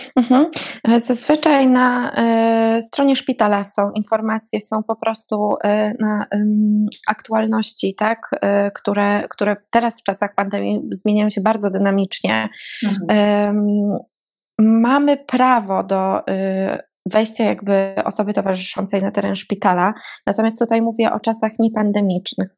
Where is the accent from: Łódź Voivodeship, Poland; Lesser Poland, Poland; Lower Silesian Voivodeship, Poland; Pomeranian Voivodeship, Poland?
Łódź Voivodeship, Poland; Łódź; moved away as an adult; now in Warsaw, Poland; ja pochodzę z Łodzi